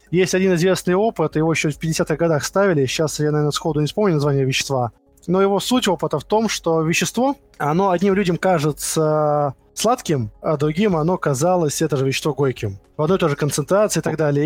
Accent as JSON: {"language": "Russian", "region": "Moscow", "country": "Russia", "tie": "born or raised there", "said": "Родился в Москве в 1987 году"}